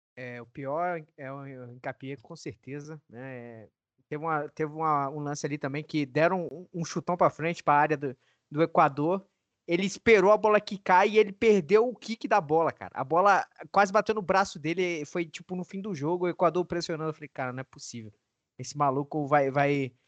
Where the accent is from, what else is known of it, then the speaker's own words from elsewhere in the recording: Brazil; nós como brasileiros